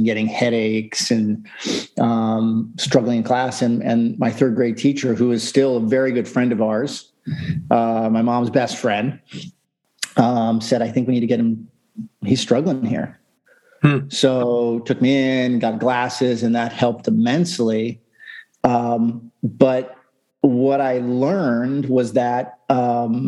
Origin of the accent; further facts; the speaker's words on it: Sarasota, Florida, United States; also born or lived in Warwick, Rhode Island; My family moved to Florida when I was 3